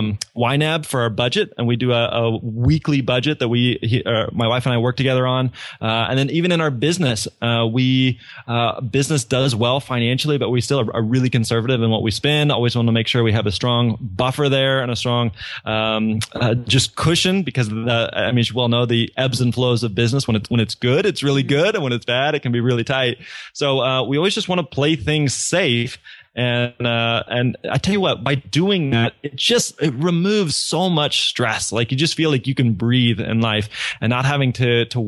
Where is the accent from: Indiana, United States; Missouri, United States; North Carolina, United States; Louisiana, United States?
Missouri, United States; moved away as an adult; now in Nashville, United States; my wife and I grew up in Missouri, lived there our entire lives, had never really lived anywhere else